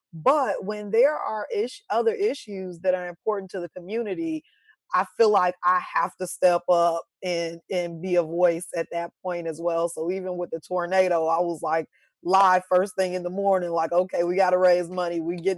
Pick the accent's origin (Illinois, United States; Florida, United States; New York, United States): Illinois, United States; Chicago; now in Nashville, United States; And I was like, okay, I'm coming from Chicago. I'm used to being able to go out whenever I want to, find Black people whenever I want to.